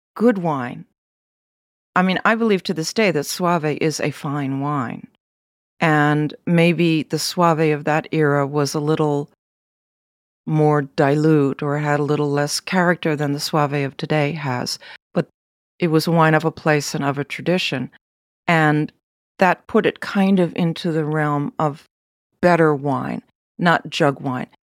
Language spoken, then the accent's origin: English; United States; the American that I was